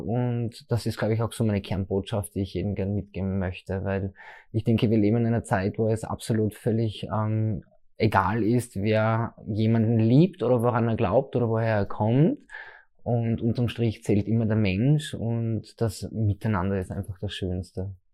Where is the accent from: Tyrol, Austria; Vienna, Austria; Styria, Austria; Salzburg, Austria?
Styria, Austria; Leibnitz; now in Graz, Austria; ich komme ursprünglich aus der Südsteiermark, aus dem schönen Leibniz